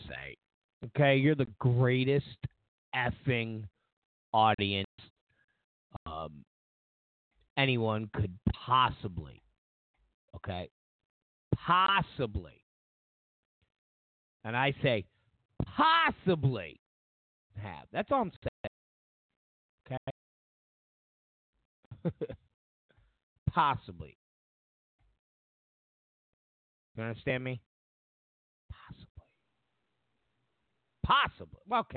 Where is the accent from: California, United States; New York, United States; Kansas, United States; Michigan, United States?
New York, United States; Rochester; moved away; I'm from Rochester, New York, originally.